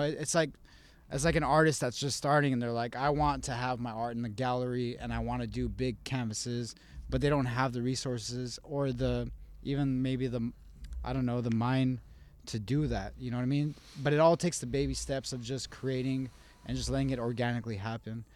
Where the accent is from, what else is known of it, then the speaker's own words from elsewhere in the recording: Las Cruces, New Mexico, United States; also born or lived in Albuquerque, New Mexico; I was born in Las Cruces